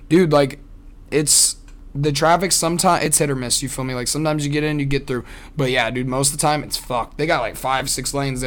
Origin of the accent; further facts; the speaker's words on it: Des Moines, Iowa, United States; also born or lived in Sacramento, California; I'm from here. I'm from Des Moines, fucking Iowa.